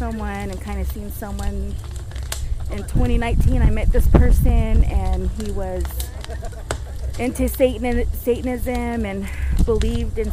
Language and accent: English; Farmington, New Mexico, United States; I'm from Farmington, New Mexico